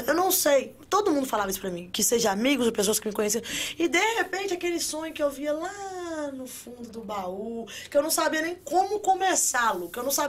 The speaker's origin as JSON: {"language": "Portuguese", "region": "Rio de Janeiro", "country": "Brazil", "moved": "yes", "said": "Eu sou do Rio."}